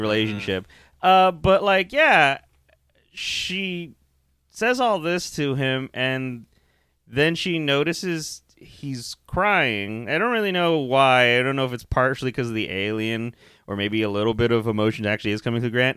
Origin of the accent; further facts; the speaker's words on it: Texas, United States; we're from Texas